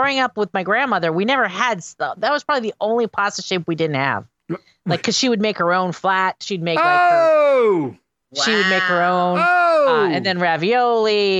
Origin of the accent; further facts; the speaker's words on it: Northeastern Pennsylvania, United States; I'm from Northeastern Pennsylvania